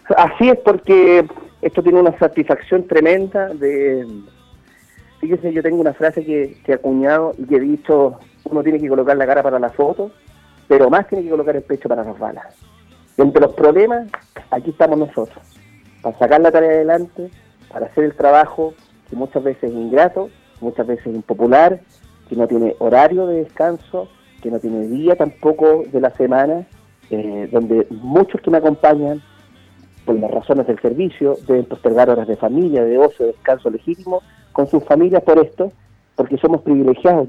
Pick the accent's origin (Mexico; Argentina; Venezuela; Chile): Chile; yo fui alcalde de la ciudad que me dio nacer, donde mis padres crecieron, donde me educaron, donde me formé